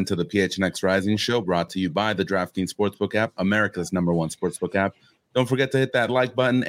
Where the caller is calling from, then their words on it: New Mexico, United States; I'm joined from New Mexico.